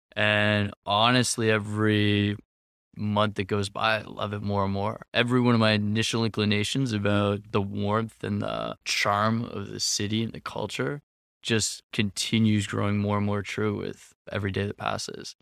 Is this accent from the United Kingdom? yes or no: no; Canada; moved away as an adult; also born or lived in Nicaragua; now in Lisbon, Portugal; I'm Canadian